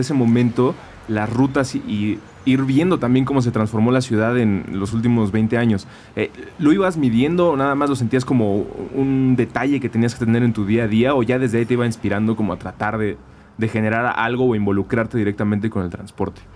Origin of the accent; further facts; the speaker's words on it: Mexico City, Mexico; Yo crecí 23 eh, años en la Agrícola Oriental, que es una colonia del oriente de la ciudad